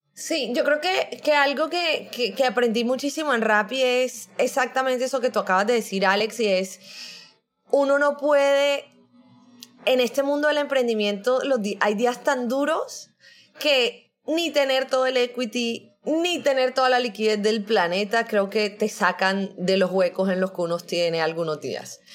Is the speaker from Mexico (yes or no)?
no; Barranquilla, Atlántico, Colombia; also born or lived in Brazil; yo soy colombiana, pero soy de Barranquilla. Barranquilla es toda la costa atlántica de Colombia